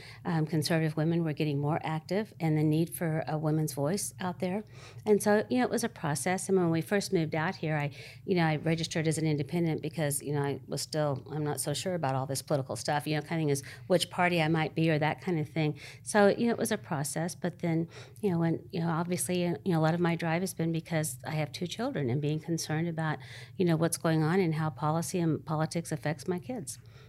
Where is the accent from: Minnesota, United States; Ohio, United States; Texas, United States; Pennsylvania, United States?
Texas, United States; now in Arizona, United States; That I was raised in Texas for the most part. I came out to Arizona. I was a twice-a-year kid. My dad lived here. But in Texas, my grandfather was city council member and school board member.